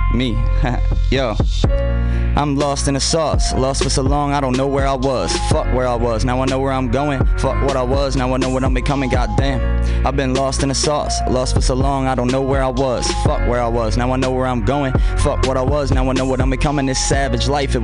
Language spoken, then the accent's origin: English; Baltimore, Maryland, United States; moved away; told them I was from Baltimore